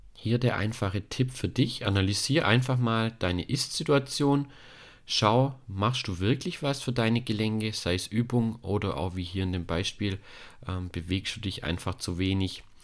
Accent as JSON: {"language": "German", "country": "Germany", "said": "hier bei uns in Deutschland"}